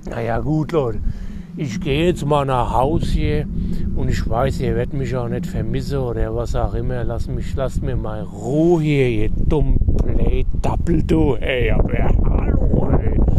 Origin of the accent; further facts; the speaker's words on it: Hesse, Germany; wie wir hier sagen. Bei uns in Dienstlagen, bei Hesse, ja.